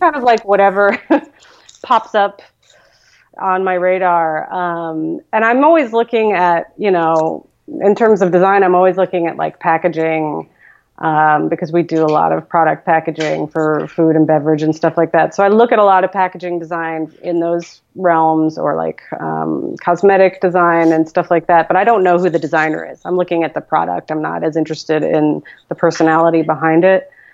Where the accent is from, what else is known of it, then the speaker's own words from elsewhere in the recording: New York, United States; moved away as an adult; now in Portland, United States; growing up in New York in the 80s, um, you know, I would read the Village Voice voraciously, even though I was just like a suburban high school kid